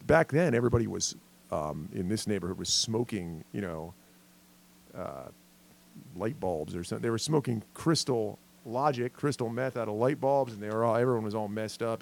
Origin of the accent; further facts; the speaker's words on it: Pennsylvania, United States; I'm from Pennsylvania